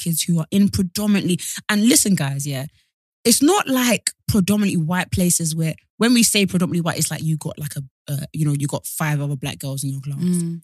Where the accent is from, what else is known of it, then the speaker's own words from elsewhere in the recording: Essex, East of England, United Kingdom; I'm from Essex.